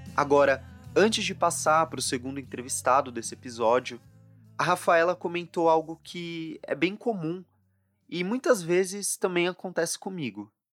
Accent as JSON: {"language": "Portuguese", "region": "São Paulo", "country": "Brazil", "said": "eu volto aqui para minha terra em São Paulo"}